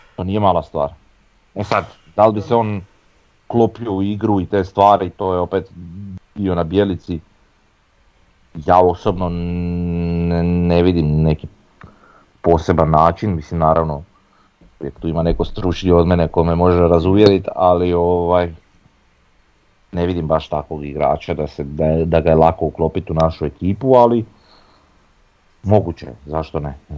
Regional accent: Croatia; ja sam Hrvat

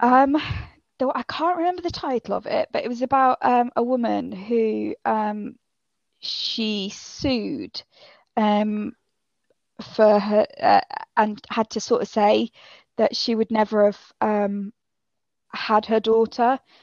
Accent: Yorkshire and the Humber, United Kingdom; accent: northern; now in Cambridgeshire, United Kingdom; I am originally from Yorkshire. Um, but now I'm living down in Cambridgeshire.

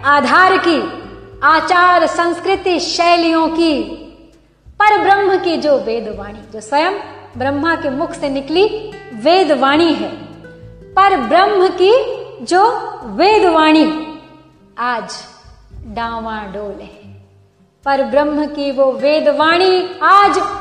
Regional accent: India

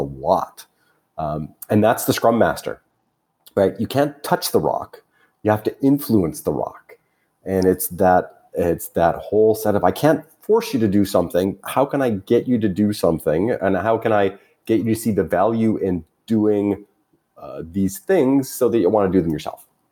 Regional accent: Canada; as a Canadian

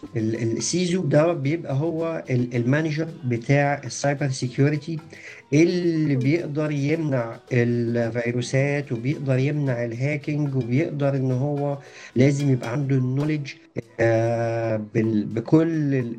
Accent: Egypt; عندنا في مصر

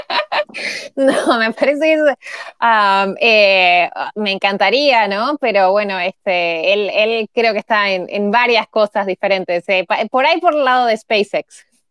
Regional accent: Montevideo, Uruguay; moved away; nací en Montevideo

